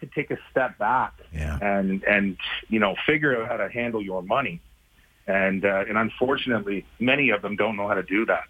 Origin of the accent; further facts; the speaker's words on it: Canada; I'm pretty sure my birth certificate says I'm Canadian